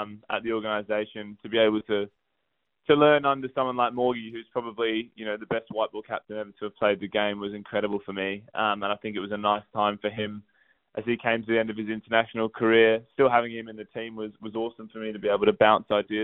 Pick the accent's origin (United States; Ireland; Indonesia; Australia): Australia; Perth, Western Australia; accent: Australian twang; moved away as an adult; also born or lived in United Kingdom; now in London, United Kingdom; I did my secondary schooling in Australia